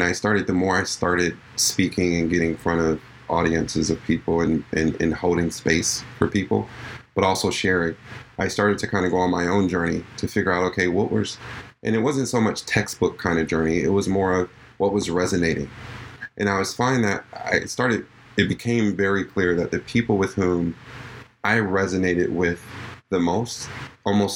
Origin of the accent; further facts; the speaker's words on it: New York, United States; I'm from New York